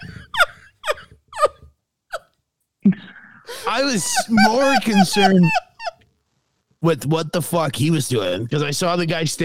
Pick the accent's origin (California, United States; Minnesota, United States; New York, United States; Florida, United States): Minnesota, United States; now in Arizona, United States; I live in Arizona, and I'm from Minnesota